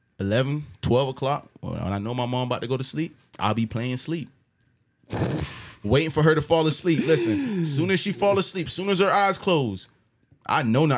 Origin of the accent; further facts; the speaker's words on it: Jamaica; Listen, I'm from Jamaica.